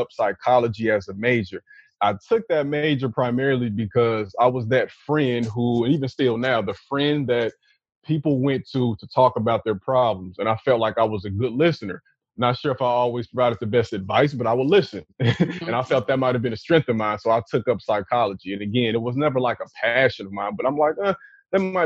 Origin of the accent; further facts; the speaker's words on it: Chicago, Illinois, United States; the dudes I grew up with in Chicago